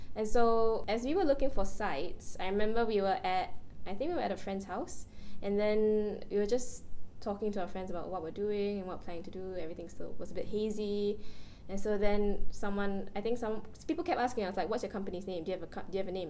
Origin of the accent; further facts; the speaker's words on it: Singapore; we are all Singaporean